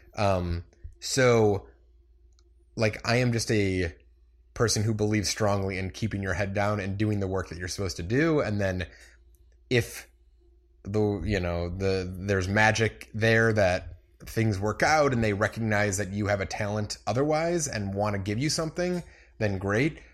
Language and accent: English; Munster, Indiana, United States; From Munster, Indiana.